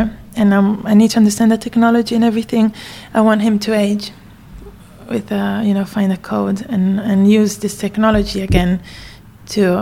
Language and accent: English; Trieste, Friuli-Venezia Giulia, Italy; moved away as an adult; also born or lived in Bangkok, Thailand / Bologna, Italy / New York, United States / London, United Kingdom; in Trieste, in my hometown as well.